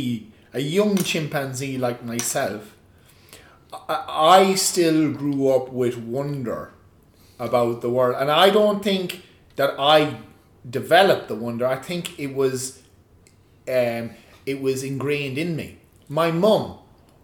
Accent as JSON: {"language": "English", "country": "Ireland", "said": "I'm an Irishman"}